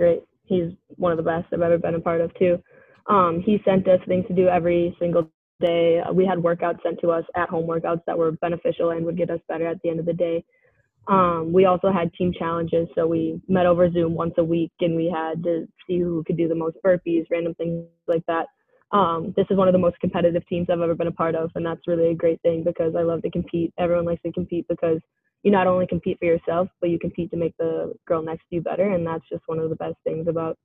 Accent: Minnesota, United States; Yeah, growing up in Minnesota, pond hockey and just random pickup games are definitely a big part of my life.

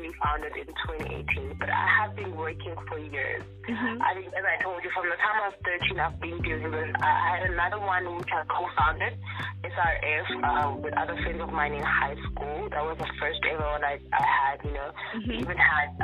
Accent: Soweto, Gauteng, South Africa; I'm from Soweto too

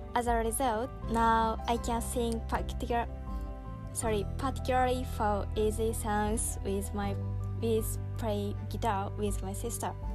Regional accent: Saitama, Japan; English is a second language; I lived in Saitama Prefecture in Japan

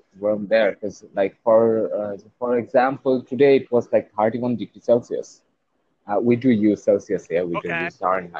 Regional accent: Bangladesh; first language Bengali; English is a second language; I'm from Bangladesh.

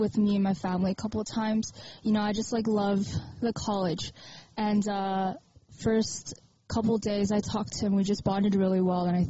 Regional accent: Southern California, United States; I'm from SoCal

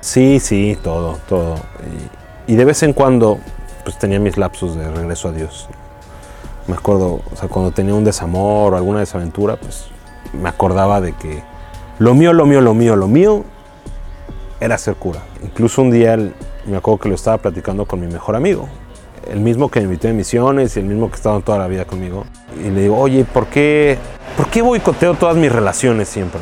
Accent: Mexico City, Mexico; Yo soy de la Ciudad de México

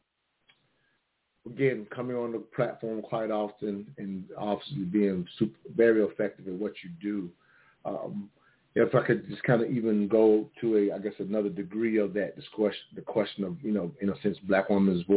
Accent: the South, United States; I'm growing up in the South

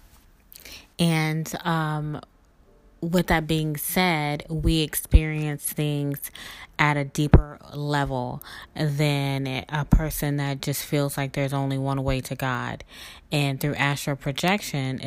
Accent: South Mississippi, United States; my background growing up in South Mississippi with a grandfather that was a reverend

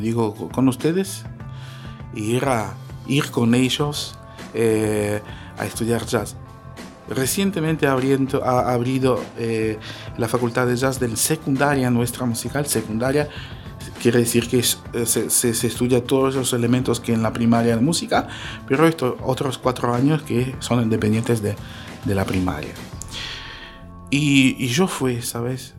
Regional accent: North Ossetia–Alania, Russia; Spanish is a second language; moved away as an adult; also born or lived in Moscow, Russia; now in Patagonia, Argentina; somos osetianos, ¿no? Osetia del Norte, Alania se llaman

